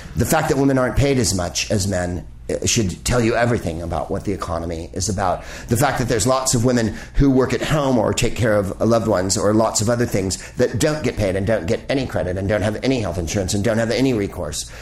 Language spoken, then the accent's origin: English; San Francisco, California, United States; a congresswoman from my district that I lived in when I lived in San Francisco